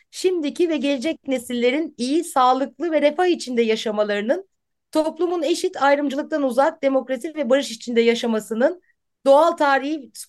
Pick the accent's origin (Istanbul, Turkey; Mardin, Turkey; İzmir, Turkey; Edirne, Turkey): İzmir, Turkey; Hudoto ve İzmir temelli bir vakıf aslında memleketimden bir vakıfta diyeyim.